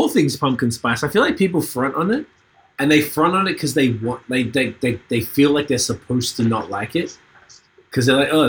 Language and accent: English; Australia; moved away as an adult; now in Canada; I'm from Australia